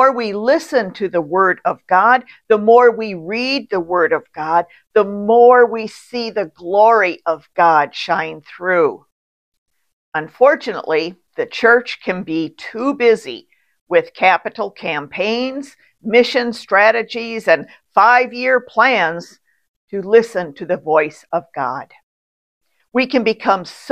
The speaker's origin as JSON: {"language": "English", "country": "United States", "said": "Doing is built into the fabric of our culture and our religion. You know, that Protestant work ethic. It's part of being an American"}